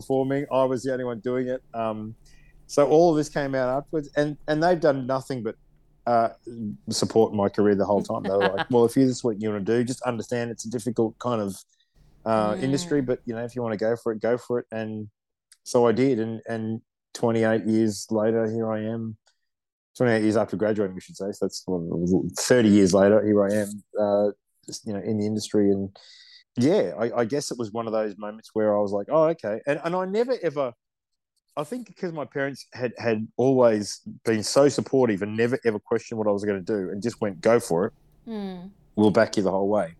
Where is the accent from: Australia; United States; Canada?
Australia; Melbourne, Victoria; I grew up in the southeastern suburbs of Melbourne, in Dandenong, which is a very multicultural part of Melbourne.